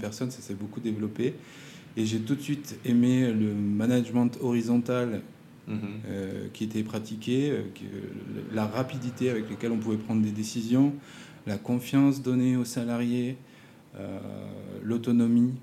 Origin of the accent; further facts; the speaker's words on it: Provence-Alpes-Côte d'Azur, France; moved away as an adult; also born or lived in Montpellier / Grenoble / Paris / Lyon; now in French Polynesia; j'ai grandi en Provence, en France